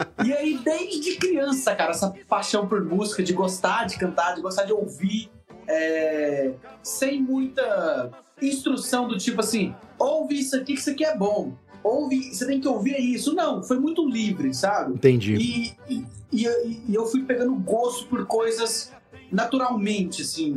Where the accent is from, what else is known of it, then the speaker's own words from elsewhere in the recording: Paranaiguara, Goiás, Brazil; also born or lived in Quirinópolis, Goiás / Rio Verde, Goiás; eu sou de Quirinópolis, é, nasci lá, mas morei pouco tempo, fui criado mais numa cidade chamada Paranaiguara, menorzinha ainda, de Goiás, interiorzão mesmo